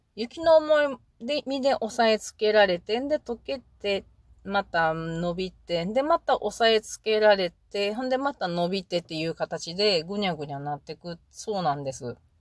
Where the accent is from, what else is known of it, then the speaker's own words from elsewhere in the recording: Mie, Japan; 私は三重県人で、鈴鹿山脈はよく行ってるから